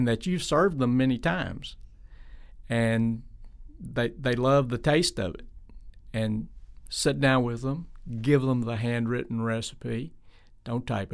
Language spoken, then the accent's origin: English; Tennessee, United States; I was from Tennessee